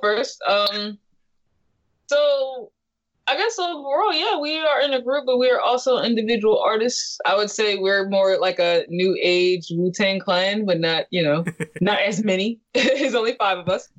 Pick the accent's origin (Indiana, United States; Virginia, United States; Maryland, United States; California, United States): California, United States; I'm from California